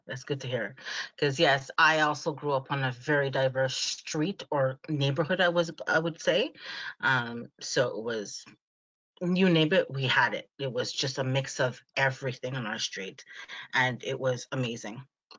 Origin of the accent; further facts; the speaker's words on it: Canada; I was born here, raised here, and I love my Canada.